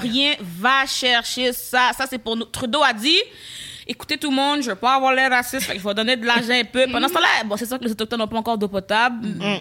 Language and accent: French; Laval, Quebec, Canada; je viens de Laval